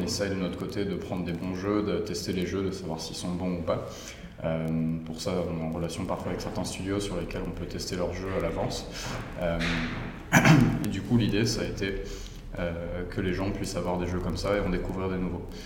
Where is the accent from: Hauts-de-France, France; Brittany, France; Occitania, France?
Hauts-de-France, France; Oise; also born or lived in Paris / Lille; je suis originaire de l'Oise